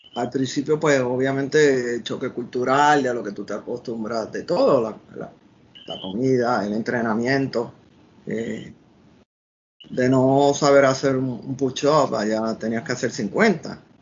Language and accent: Spanish; Puerto Rico; moved away as an adult; also born or lived in Washington, United States; yo salí de Puerto Rico